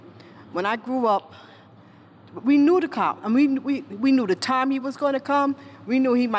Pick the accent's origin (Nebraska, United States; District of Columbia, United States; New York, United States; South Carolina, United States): New York, United States; New York City; I grew up in Bedford-Stuyvesant